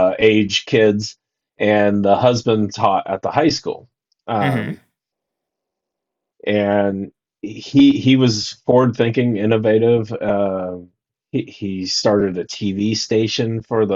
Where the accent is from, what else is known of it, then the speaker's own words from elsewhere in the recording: Columbus, Ohio, United States; I grew up in Ohio, Columbus